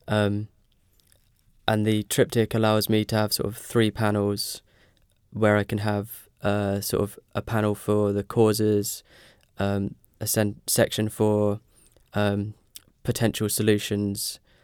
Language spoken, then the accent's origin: English; Ipswich, East of England, United Kingdom; moved away as an adult; now in Norwich, United Kingdom; I'm from Ipswich